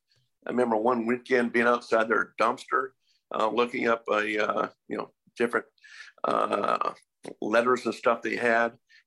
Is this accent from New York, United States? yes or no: no; Texas, United States; born there; also born or lived in Columbus; My dad was Air Force. So we moved every 3-4 years. So, you know, for instance, I was born in Texas and lived there for 6 weeks. You know, then moved on to Columbus and then bounced around.